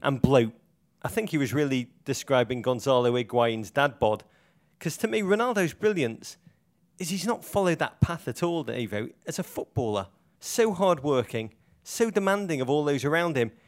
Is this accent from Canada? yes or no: no; Liverpool, North West England, United Kingdom; my hometown, Liverpool